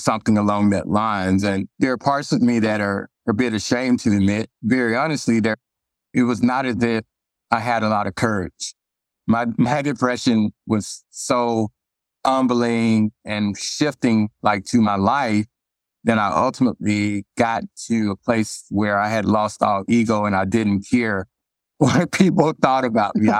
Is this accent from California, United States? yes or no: no; Arkansas, United States; moved away; I'm originally from Arkansas